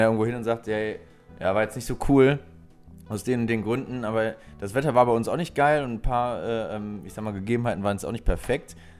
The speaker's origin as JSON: {"language": "German", "area": "near Krefeld", "region": "North Rhine-Westphalia", "country": "Germany", "tie": "born or raised there", "said": "ich komme aus der Ecke Krefel da in die Nähe"}